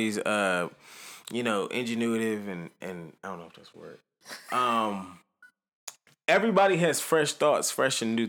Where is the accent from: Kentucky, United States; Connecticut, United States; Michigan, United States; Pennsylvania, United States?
Pennsylvania, United States; Philadelphia; I'm from Philly